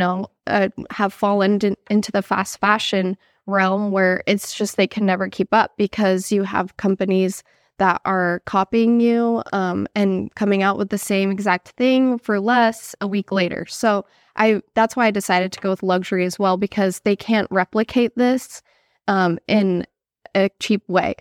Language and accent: English; California, United States; I grew up in California